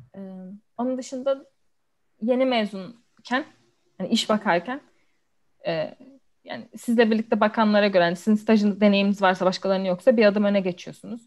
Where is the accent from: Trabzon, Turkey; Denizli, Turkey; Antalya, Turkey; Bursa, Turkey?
Denizli, Turkey; moved away as an adult; also born or lived in Istanbul, Turkey; now in London, United Kingdom; ilkokul, ortaokul, lise hepsini Denizli'de okudum. Denizliliyim.